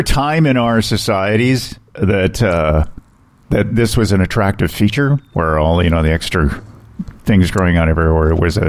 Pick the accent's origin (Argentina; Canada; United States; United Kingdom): Canada; Didsbury, Alberta; Yeah, from Didsbury.